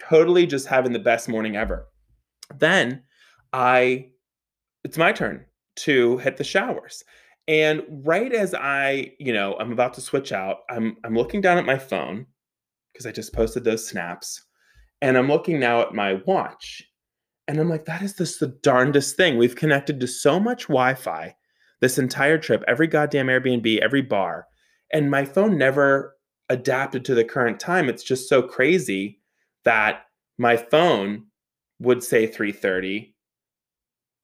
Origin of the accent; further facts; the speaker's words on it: Pittsburgh, Pennsylvania, United States; I'm from Pittsburgh